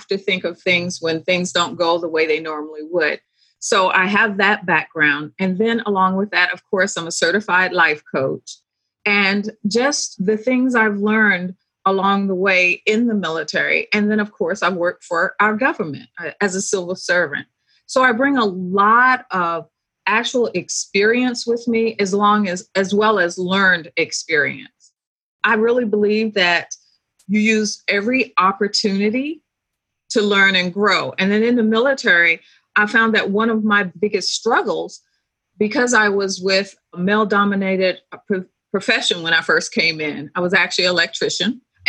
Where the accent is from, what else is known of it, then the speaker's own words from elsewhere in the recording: Philippines; also born or lived in Greece; I grew up in the Philippines. I spent at least 8 years. So my young years and then my high school years were all in the Philippines.